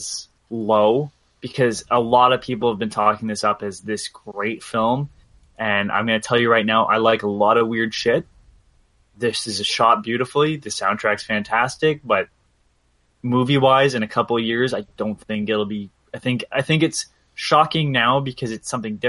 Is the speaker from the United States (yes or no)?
no; Canada; as a Canadian